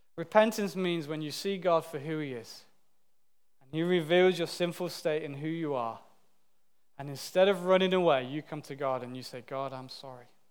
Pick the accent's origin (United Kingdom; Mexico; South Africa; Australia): United Kingdom; as British people